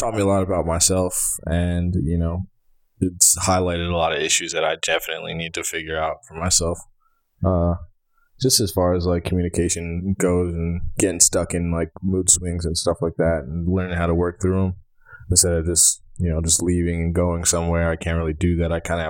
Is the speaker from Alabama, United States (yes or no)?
yes; Alabama, United States; We're from Alabama, we grew up the same